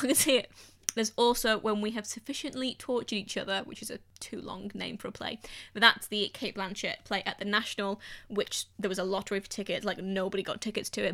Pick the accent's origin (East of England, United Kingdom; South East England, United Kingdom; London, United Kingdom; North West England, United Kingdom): North West England, United Kingdom; the Northwest; I'm from the Northwest